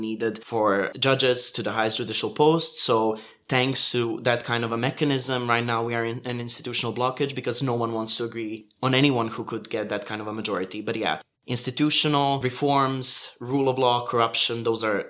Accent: Montenegro

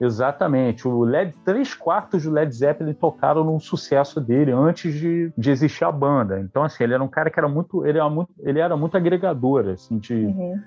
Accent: Niterói, Rio de Janeiro, Brazil; sou aqui de Niterói, Rio de Janeiro

